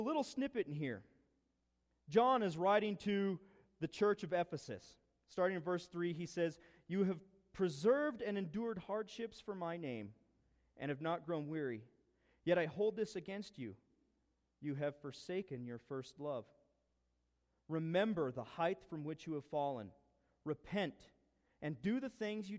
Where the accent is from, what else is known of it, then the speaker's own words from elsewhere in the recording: East Orchard Mesa, Colorado, United States; moved away; We grew up on East Orchard Mesa. We lived there probably, 10 years